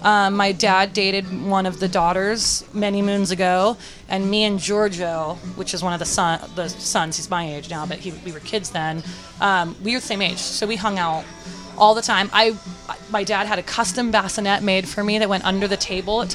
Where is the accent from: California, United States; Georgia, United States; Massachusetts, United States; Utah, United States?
California, United States; San Francisco; I grew up in North Beach